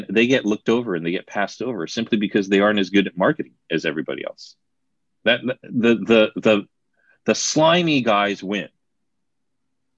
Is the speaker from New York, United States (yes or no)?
no; New Jersey, United States; moved away; I'm from New Jersey originally